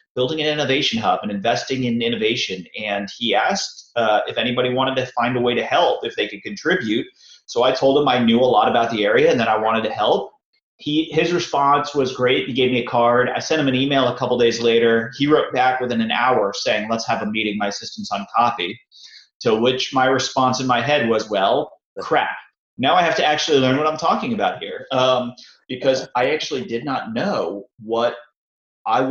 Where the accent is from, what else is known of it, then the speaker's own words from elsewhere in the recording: Tampa Bay area, Florida, United States; born and raised in the Tampa Bay area